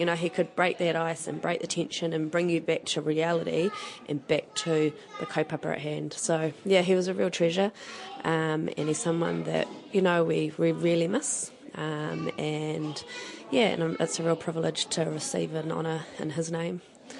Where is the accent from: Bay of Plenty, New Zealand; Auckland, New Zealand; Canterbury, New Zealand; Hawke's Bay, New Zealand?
Auckland, New Zealand; also born or lived in Dunedin; I grew up in Auckland, moved up when I was 2 from Dunedin.